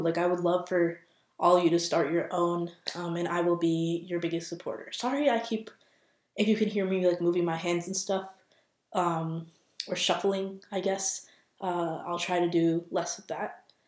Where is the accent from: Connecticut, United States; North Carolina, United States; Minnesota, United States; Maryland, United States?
Minnesota, United States; also born or lived in Boston; I am from Minnesota, born and raised here